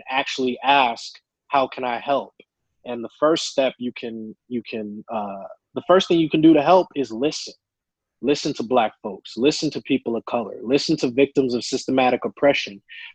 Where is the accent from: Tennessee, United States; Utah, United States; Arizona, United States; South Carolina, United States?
Arizona, United States; Tucson; I grew up born and raised in Tucson, Arizona